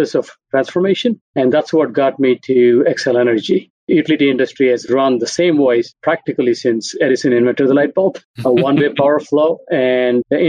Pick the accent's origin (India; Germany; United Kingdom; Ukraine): India; moved away as an adult; also born or lived in San Francisco; now in Minneapolis, United States; I grew up in India